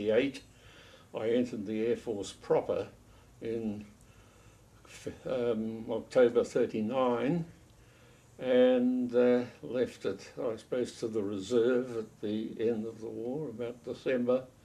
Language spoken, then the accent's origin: English; Auckland, New Zealand; We lived in Auckland. I was born in Auckland.